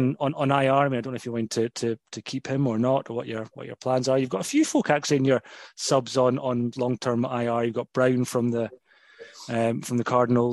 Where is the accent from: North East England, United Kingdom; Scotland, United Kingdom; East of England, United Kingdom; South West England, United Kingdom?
Scotland, United Kingdom; we're Scottish